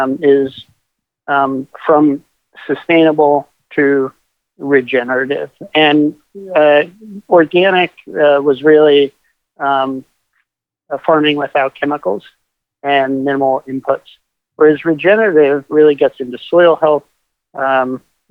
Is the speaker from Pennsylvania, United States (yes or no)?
yes; Kutztown, Pennsylvania, United States; moved away; also born or lived in Boston / California; So I grew up in Kutztown, Pennsylvania, about 5 minutes away from the Rodale Institute